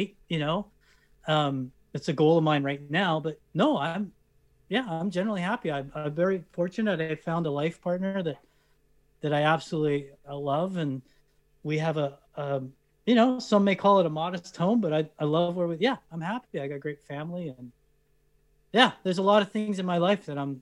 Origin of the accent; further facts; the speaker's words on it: Canada; as a Canadian actor